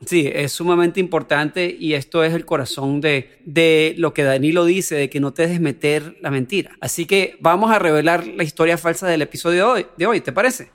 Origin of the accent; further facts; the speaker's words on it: Venezuela; soy venezolano